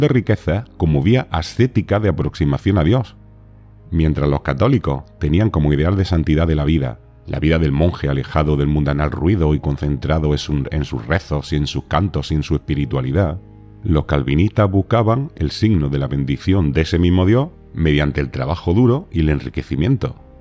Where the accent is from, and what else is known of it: Spain